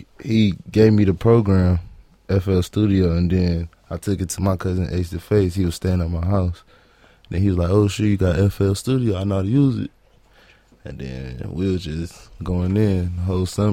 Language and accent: English; Los Angeles, California, United States; I'm from Watts, California, born and raised on 99th and Central